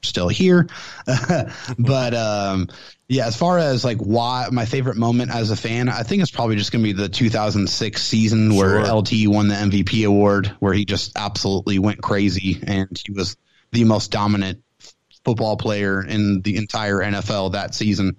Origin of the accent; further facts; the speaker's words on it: San Diego, California, United States; moved away as an adult; now in Temple, United States; I am from San Diego, California. So I was born and raised in San Diego.